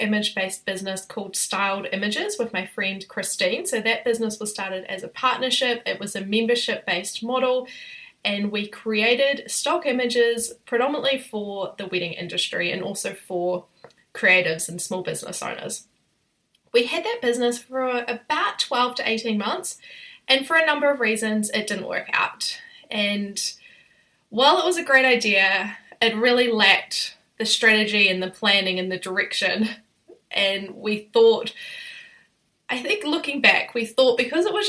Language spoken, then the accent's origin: English; New Zealand; I'm a New Zealander